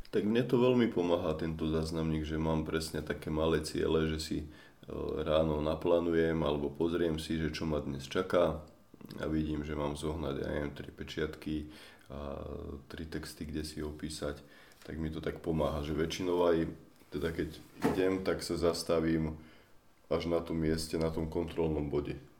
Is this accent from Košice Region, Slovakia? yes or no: no; Bratislava, Bratislava Region, Slovakia; Ja som z Bratislavy, tak som začal na východe, nech sa približujem domov